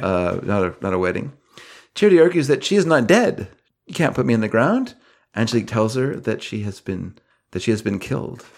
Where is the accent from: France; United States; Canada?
Canada; I'm Canadian